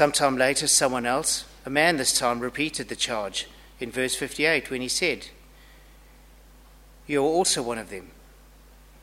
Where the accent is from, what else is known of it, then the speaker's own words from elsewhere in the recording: Zimbabwe; now in Australia; I have an accent, and it's not too hard to tell that I'm from Zimbabwe. It's pretty obvious I'm not Australian